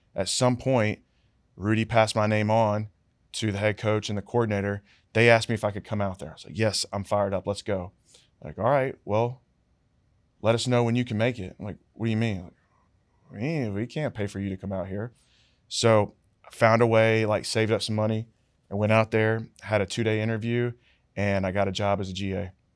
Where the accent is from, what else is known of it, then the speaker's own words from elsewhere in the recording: Charlotte, North Carolina, United States; moved away; I went back home to Charlotte 'cause I'm from Charlotte